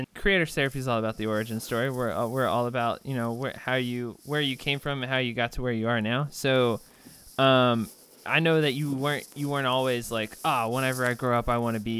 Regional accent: Texas, United States; now in California, United States; I'm originally from Texas. I've definitely acclimated to here.

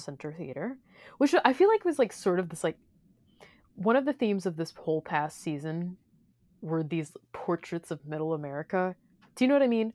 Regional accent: Missouri, United States; I come from Missouri

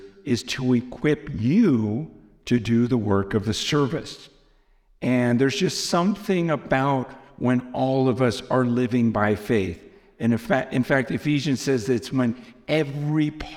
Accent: United States; I'm American

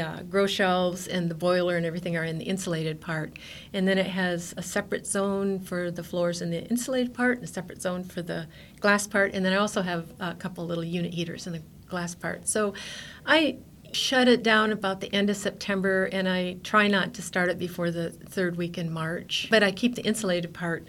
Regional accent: Alaska, United States; also born or lived in Menomonie, Wisconsin / Tok, Alaska; I was 6 weeks old and we came back.

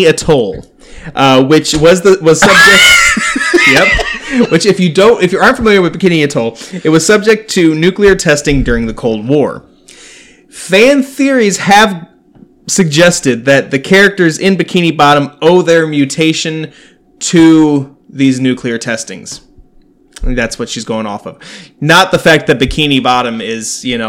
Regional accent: United States; I'm from Hamilton County

